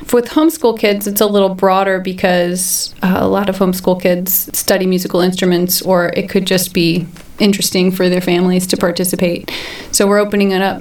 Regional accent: Brown County, Indiana, United States; It was kind of obvious I was from Brown County

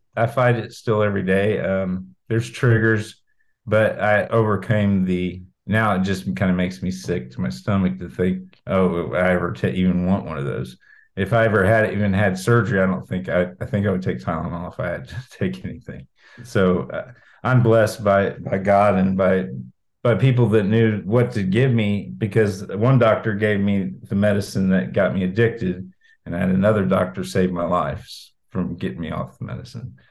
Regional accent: Brown County, Indiana, United States; moved away as an adult; also born or lived in Martinsville / Bloomington / Vincennes / Greenwood; now in Georgia, United States; I live in Georgia now, but I am from Brown County. Um, I, I, graduated in 1997.

